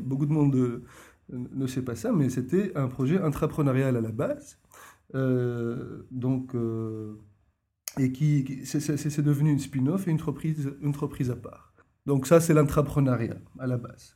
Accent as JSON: {"language": "French", "country": "Tunisia", "moved": "as an adult", "lives_now": "Brussels, Belgium", "said": "je suis tunisien d'origine"}